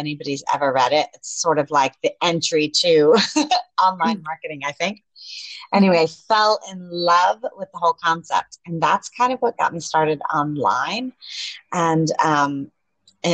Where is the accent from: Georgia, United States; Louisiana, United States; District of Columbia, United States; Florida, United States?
Georgia, United States; Atlanta; now in Panama City, Panama; I am from Atlanta, Georgia, living in Panama City, Panama